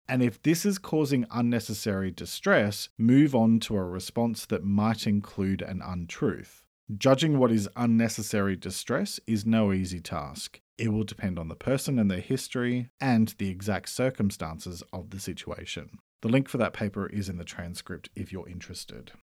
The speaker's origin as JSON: {"language": "English", "country": "Australia", "said": "I'm an Australian writer and speaker"}